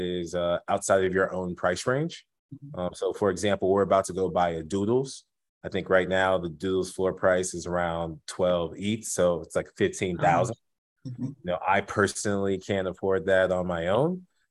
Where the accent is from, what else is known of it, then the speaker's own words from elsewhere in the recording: Houston, Texas, United States; also born or lived in Evanston, Illinois; born and raised in Houston to Nigerian immigrants